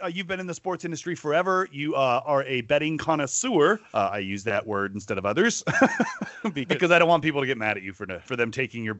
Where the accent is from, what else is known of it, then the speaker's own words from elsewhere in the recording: Washington, United States; I'm from Washington State.